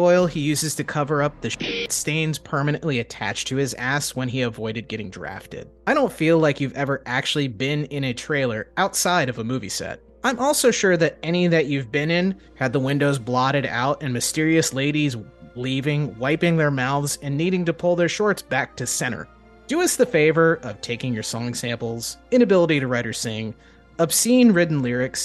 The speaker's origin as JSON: {"language": "English", "region": "Northeast Florida", "country": "United States", "tie": "born or raised there", "said": "I was born and raised in Northeast Florida"}